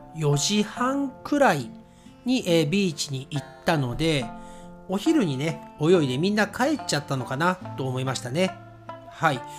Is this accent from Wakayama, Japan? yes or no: no; Nagoya, Aichi, Japan; accent: Nagoya accent, sometimes Kansai accent; 私のね、えー、まあ、名古屋アクセントとかね、えー、私関西のアクセントも時々出る